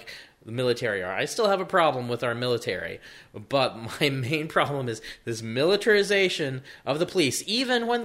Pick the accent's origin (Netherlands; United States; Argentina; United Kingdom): United States; as an American